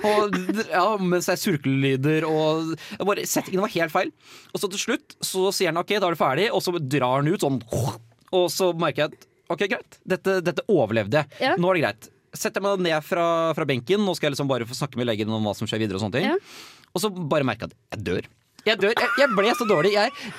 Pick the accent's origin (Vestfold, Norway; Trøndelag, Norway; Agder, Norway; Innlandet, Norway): Vestfold, Norway; Nøtterøy; now in Trondheim, Norway; hjemme på Nøtterøy